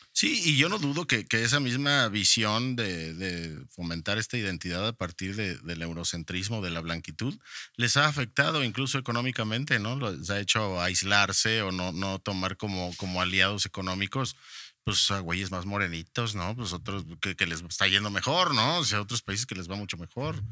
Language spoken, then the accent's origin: Spanish; Mexico